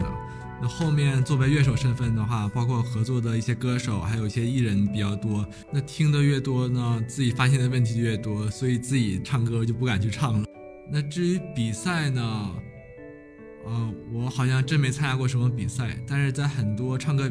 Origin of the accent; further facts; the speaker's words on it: Northeast China, China; 啊，喊麦是在我们东北会比较流行啊。我们东北的 hip hop，呦呦。